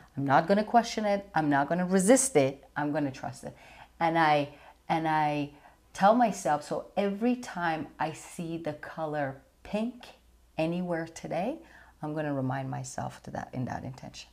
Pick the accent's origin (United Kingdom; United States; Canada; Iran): Iran; moved away; growing up in Iran